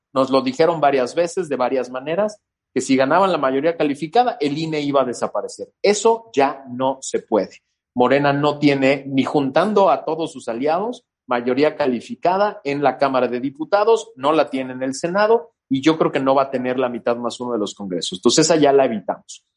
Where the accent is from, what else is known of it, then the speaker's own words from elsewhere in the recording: Mexico City, Mexico; a mí no me gusta sentir que soy eh, chilango del oeste